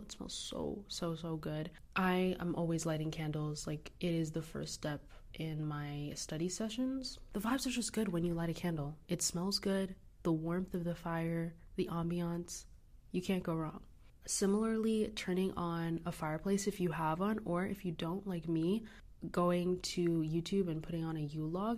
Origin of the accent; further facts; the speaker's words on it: United States; Growing up in America